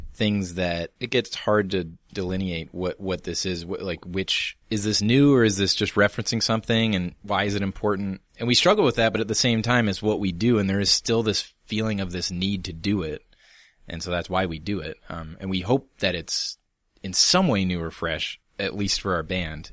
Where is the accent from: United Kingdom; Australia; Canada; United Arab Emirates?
Canada; we're proudly Canadian